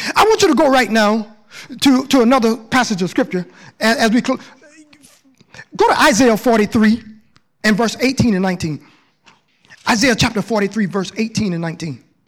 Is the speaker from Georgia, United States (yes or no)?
yes; Southern Georgia, United States; moved away as an adult; I came from Southern Georgia, ain't been nowhere